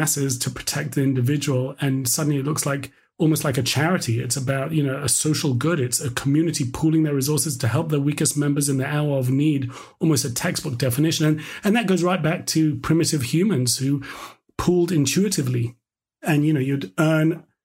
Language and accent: English; London, United Kingdom; we had a dark room in our house growing up in London